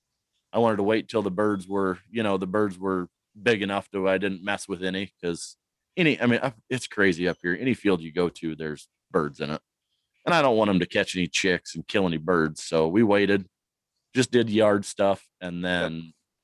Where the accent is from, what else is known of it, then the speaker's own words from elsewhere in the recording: Cedar Rapids, Iowa, United States; now in Northwest Iowa, United States; I'm originally from Cedar Rapids